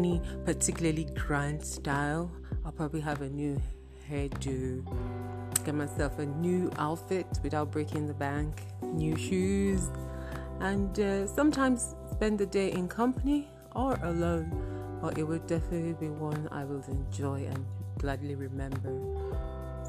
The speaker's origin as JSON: {"language": "English", "region": "Benue", "country": "Nigeria", "said": "I'm from Benue State"}